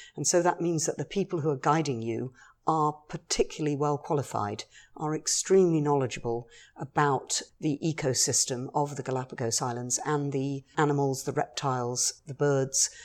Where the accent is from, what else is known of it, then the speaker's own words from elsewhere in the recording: London, United Kingdom; moved away as an adult; also born or lived in Minneapolis; now in Fort Lauderdale, United States; I grew up on the edge of London